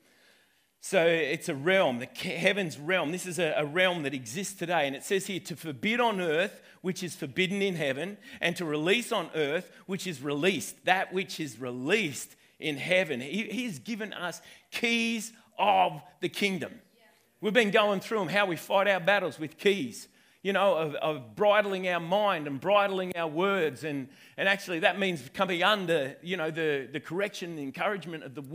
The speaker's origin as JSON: {"language": "English", "town": "Wentworth", "region": "New South Wales", "country": "Australia", "said": "I'm originally from Wentworth, but my lineage goes all the way back to Scotland"}